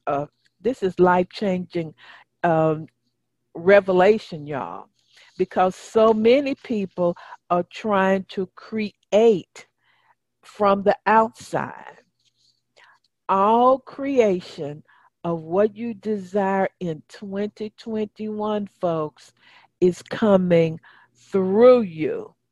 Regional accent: United Kingdom; accent: English; also born or lived in Wales; now in Mexico City, Mexico; Originally from the UK.

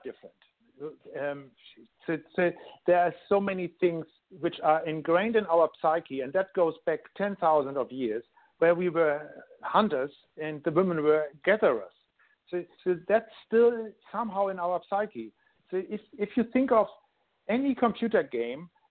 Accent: Hamburg, Germany; English is a second language; moved away as an adult; now in Sydney, Australia; I'm actually born in Germany. I grew up in Hamburg, Germany, and live in Sydney now for over 13 years with my family

